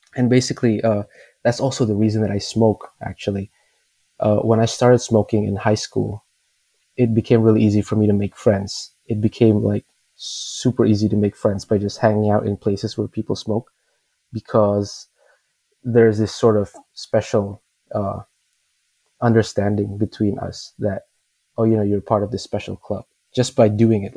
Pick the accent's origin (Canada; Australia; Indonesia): Indonesia; I'm from Indonesia, and we have a thing where most people are Muslim